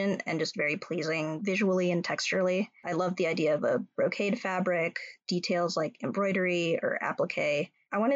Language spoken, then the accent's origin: English; California, United States; moved away as an adult; also born or lived in New York; now in Minnesota, United States; I'm from California, and I have a lot of ties to New York